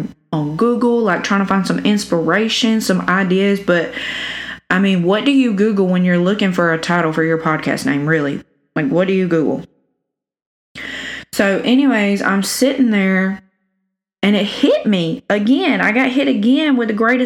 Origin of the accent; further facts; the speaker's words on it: South Alabama, United States; accent: cornbread; I'm from South Alabama, if you can't tell by the cornbread accent.